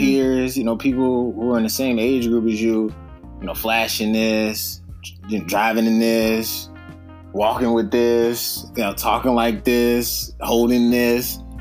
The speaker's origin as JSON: {"language": "English", "town": "Youngstown", "region": "Ohio", "country": "United States", "also_born_or_lived": "Maryland / San Bernardino, California / San Diego, California", "moved": "as an adult", "said": "I'm originally from Youngstown, Ohio, small city"}